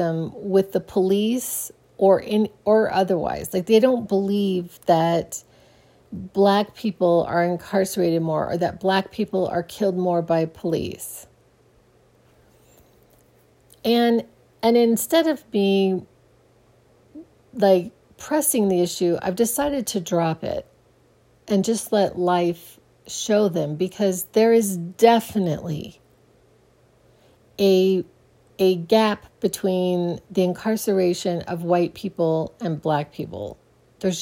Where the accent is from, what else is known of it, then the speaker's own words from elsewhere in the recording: Phoenix, Arizona, United States; I grew up in Phoenix, Arizona